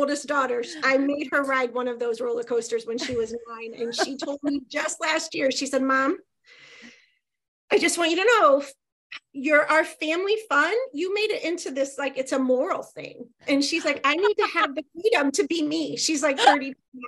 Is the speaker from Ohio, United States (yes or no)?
yes; Ohio, United States; Ohio, which is my home state